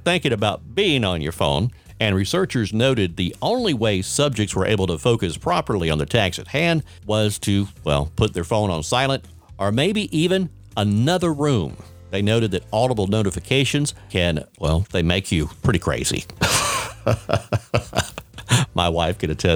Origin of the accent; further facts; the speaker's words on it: Warner Robins, Georgia, United States; my hometown of Warner Robins